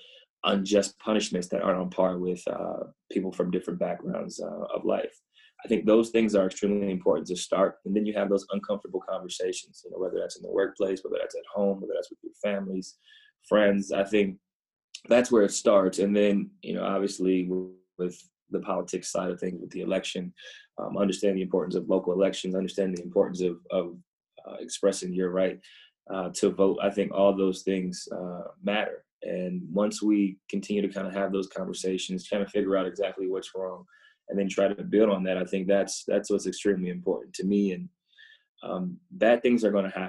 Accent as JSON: {"language": "English", "region": "Ohio", "country": "United States", "tie": "born or raised there", "said": "Growing up in Ohio"}